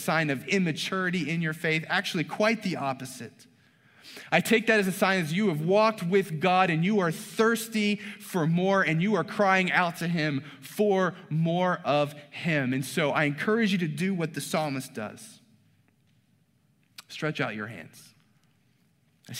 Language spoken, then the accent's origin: English; the South, Southern United States, United States; I'm a Southern boy. I grew up on Blue Bell ice cream